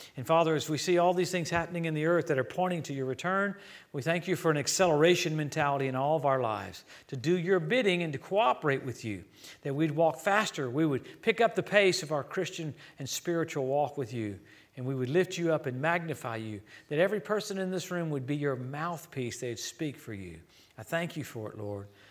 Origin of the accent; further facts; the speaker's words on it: Louisiana, United States; moved away; also born or lived in Tulsa; I grew up in Louisiana